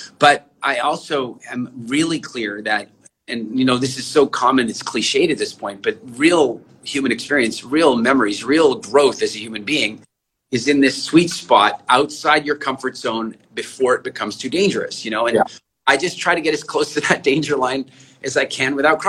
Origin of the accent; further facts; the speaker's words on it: Canada; moved away; also born or lived in South Africa / England; I'm originally from South Africa, but I grew up largely in Canada